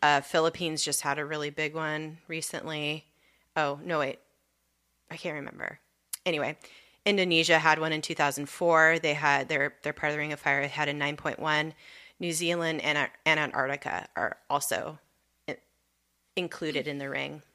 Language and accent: English; Southern California, United States; moved away; we grew up in Southern California where earthquakes are constant